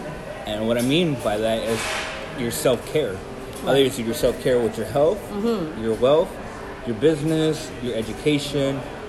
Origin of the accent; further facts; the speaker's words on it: United States; born there; I was born here in the United States.